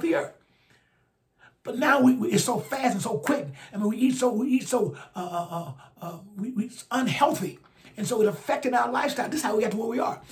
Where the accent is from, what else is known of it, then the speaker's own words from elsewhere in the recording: Alabama, United States; my home state, Alabama. I think we're in the bottom five educational attainment. Right here where I'm from.